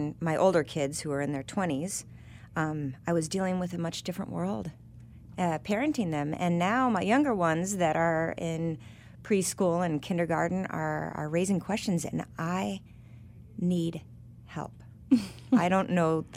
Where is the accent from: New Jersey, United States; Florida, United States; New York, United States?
Florida, United States; Boca Raton; now in Washington, D.C., United States; growing up in Boca in Florida